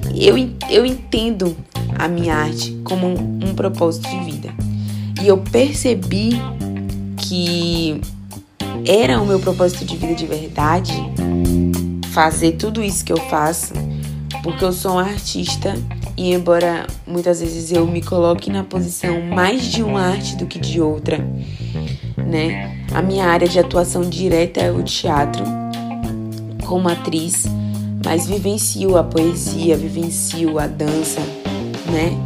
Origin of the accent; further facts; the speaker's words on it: Feira de Santana, Bahia, Brazil; Eu sou de Feira de Santana, Bahia